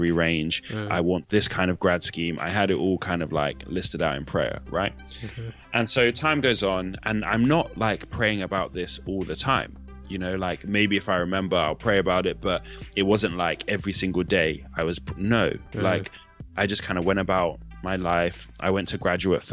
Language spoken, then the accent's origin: English; Nigeria; I'm Nigerian